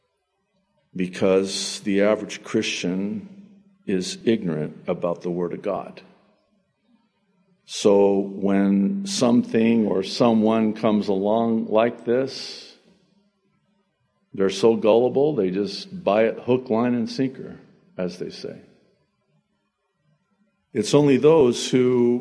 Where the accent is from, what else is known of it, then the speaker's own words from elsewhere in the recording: United States; also born or lived in Beirut, Lebanon; I was born in Beirut, Lebanon, to my Egyptian father and my Arab mother, and we immigrated legally, of course, to America when I was 9 months old, 1963.